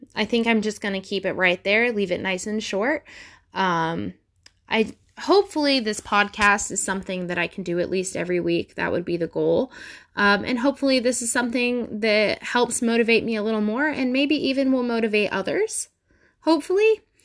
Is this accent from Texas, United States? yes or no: no; Ohio, United States; I'm from Ohio.